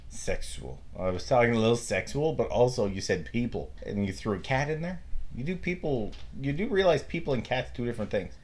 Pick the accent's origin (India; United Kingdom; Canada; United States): Canada; we're Canadian.